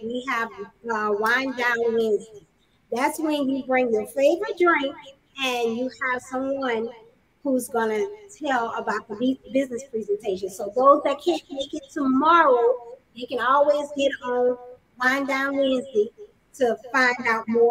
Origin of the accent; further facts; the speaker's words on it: Louisiana, United States; I'm from the South. Louisiana. For the longest, I never traveled outside of the South.